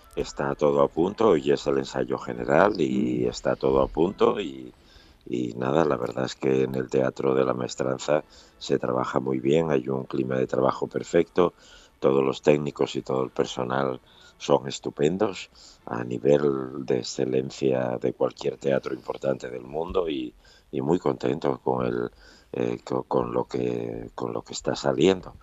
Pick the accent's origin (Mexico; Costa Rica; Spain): Spain; Asturias; Yo soy asturiano